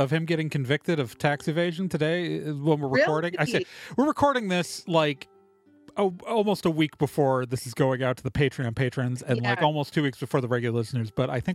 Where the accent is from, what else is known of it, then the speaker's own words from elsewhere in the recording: Chicago, Illinois, United States; born there; Oh, we're Chicago. I was born in Chicago.